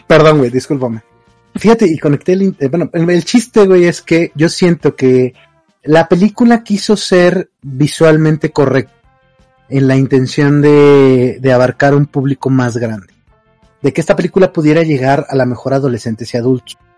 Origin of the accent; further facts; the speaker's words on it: northern Mexico, Mexico; como norteño